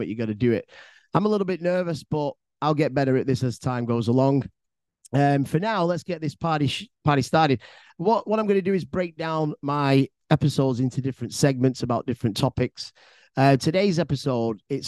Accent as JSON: {"language": "English", "town": "Bolton", "region": "North West England", "country": "United Kingdom", "said": "I'm originally from Bolton, which is a town inside Greater Manchester."}